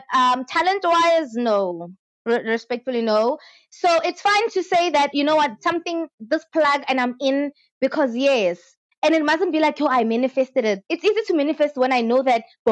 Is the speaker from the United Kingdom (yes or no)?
no; South Africa